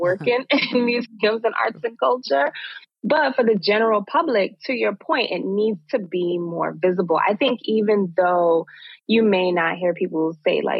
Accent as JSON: {"language": "English", "town": "New York City", "region": "New York", "country": "United States", "tie": "born or raised there", "said": "place where I was born and raised here in Brooklyn"}